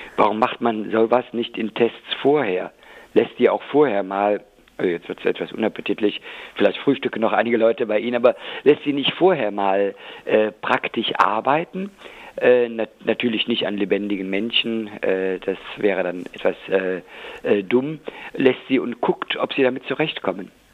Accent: West Germany, Germany; also born or lived in Rhineland-Palatinate / North Rhine-Westphalia; jetzt habe ich äh, als Westdeutscher

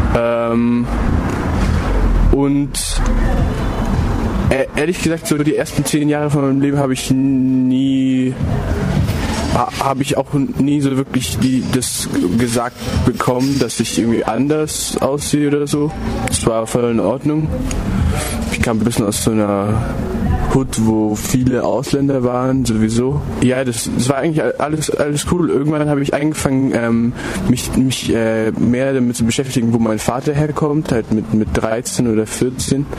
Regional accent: Stuttgart, Baden-Württemberg, Germany; ich bin Deutscher, so, ja, ich bin in Stuttgart aufgewachsen

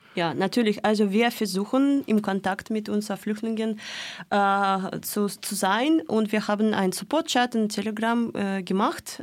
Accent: Moscow, Russia; German is a second language; moved away as an adult; now in Freiburg, Germany; in, in Moskau geboren und auch gewachsen.

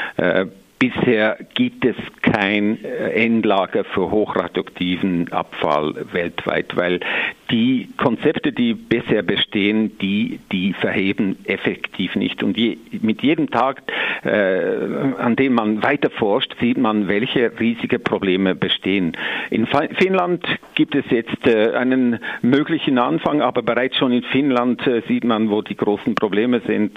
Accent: Switzerland; bei uns in der Schweiz

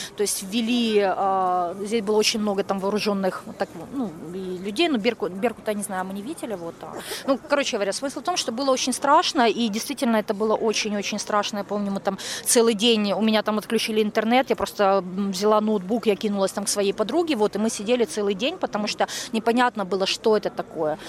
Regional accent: Kyiv, Ukraine; Я киевлянка, мне 36 лет

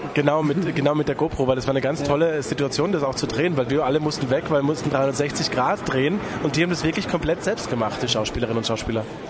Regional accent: Austria; ich bin Österreicher

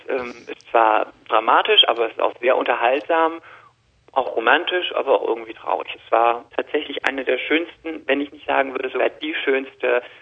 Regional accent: Rhineland-Palatinate, Germany; accent: Palatine; ich bin eine Christin, ich komme aus der Palz

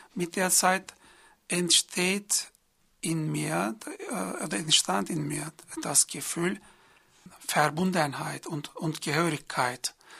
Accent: Izmir, Turkey; German is a second language; moved away as an adult; also born or lived in Mardin / Istanbul; now in Freiburg, Germany; Ich, ich bin nicht in Izmir geboren, in Mardin geboren

